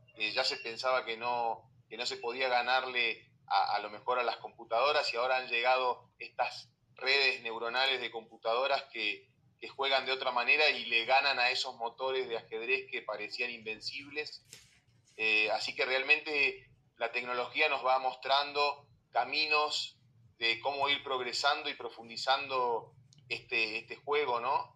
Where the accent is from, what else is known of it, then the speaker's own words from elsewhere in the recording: Argentina; moved away as an adult; now in Mexico; llevo, siete años en México, pero bueno, todavía se me nota que soy, argentino.